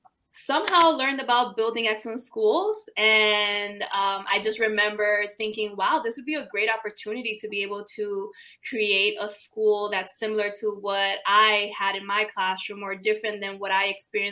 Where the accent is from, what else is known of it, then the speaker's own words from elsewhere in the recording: New York City, New York, United States; moved away as an adult; now in Houston, United States; I was already here in Houston. I'm originally from New York City